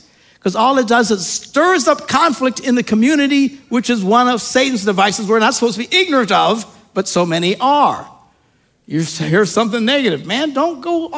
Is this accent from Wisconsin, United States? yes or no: yes; Wisconsin, United States; We're from Wisconsin.